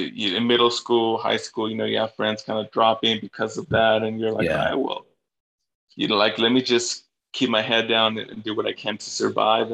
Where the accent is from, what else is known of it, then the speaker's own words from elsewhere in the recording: Los Angeles, California, United States; also born or lived in Bolivia; I grew up in Northeast LA, Highland Park